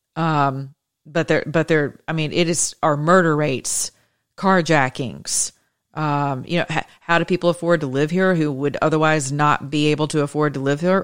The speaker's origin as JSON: {"language": "English", "region": "the South", "country": "United States", "said": "I'm from the South."}